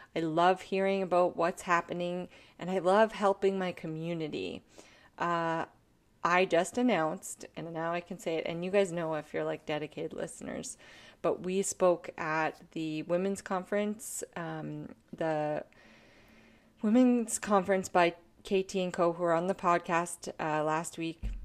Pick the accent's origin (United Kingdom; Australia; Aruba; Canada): Canada; I am a Canadian artist